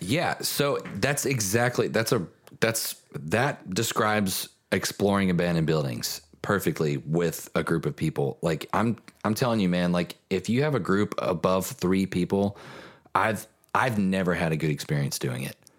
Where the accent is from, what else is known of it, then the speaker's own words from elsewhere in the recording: Kentucky, United States; now in Nashville, United States; growing up in Kentucky